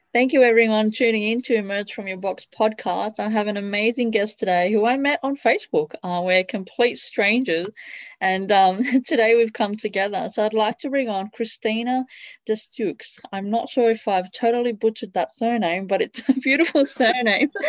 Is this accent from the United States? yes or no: no; Italy; I grew up in Italy